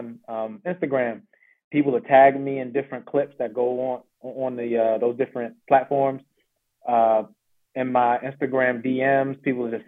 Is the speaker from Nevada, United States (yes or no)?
no; Laurel, Maryland, United States; also born or lived in Charlotte, North Carolina; I say I'm from Laurel, Maryland, basically, but I did move here from Charlotte, North Carolina.